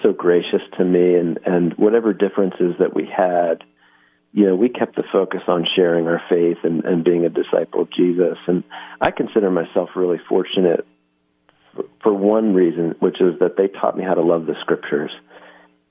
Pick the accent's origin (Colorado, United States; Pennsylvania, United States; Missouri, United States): Pennsylvania, United States; Philadelphia; I'm from Philadelphia, so I actually went to high school at Lower Merion High School